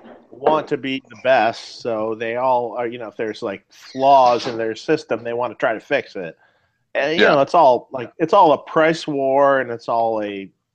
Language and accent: English; Detroit, Michigan, United States; now in Los Angeles, United States; And then in my hometown, Detroit, Sprint used to be really shitty.